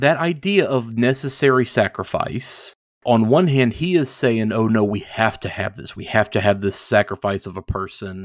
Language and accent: English; the Bible Belt, United States; growing up in the Bible Belt